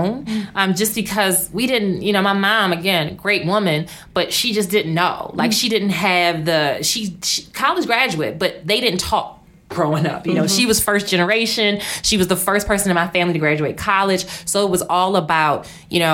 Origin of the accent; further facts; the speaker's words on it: Baltimore, Maryland, United States; I grew up in Baltimore. Mm-hmm. And growing up in Baltimore, single parent family